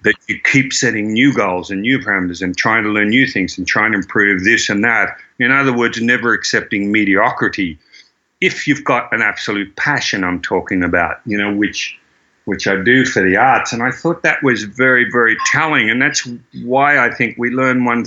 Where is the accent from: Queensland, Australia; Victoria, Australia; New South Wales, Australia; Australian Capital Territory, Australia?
Victoria, Australia; Croydon; I grew up in Croydon